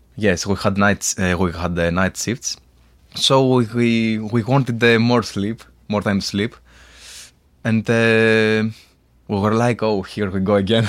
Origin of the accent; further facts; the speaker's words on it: Astakos, West Greece, Greece; English is a second language; moved away as an adult; now in Ioannina, Greece; Uh, at the Astacos. It's a small town.